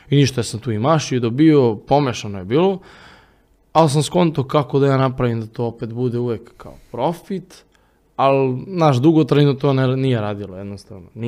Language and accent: Croatian; Vršac, Vojvodina, Serbia; Ja stačno sećam kako smo mi otišli u jedan kafić u Vršcu, odakle sam ja